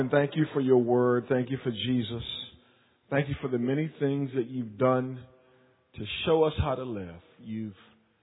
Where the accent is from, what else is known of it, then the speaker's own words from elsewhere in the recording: Wilmington, North Carolina, United States; moved away; I was born and raised in Wilmington, North Carolina